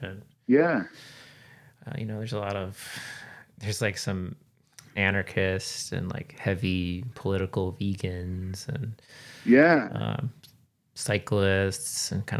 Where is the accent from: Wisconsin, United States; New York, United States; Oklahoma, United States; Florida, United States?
Wisconsin, United States; Milwaukee; I'm from Milwaukee